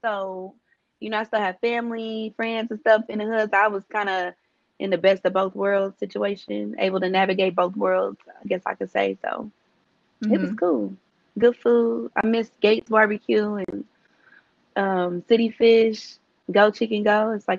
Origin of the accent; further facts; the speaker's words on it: Kansas City, Kansas, United States; now in Los Angeles, United States; I am originally from Kansas City, Kansas. I reside in LA right now.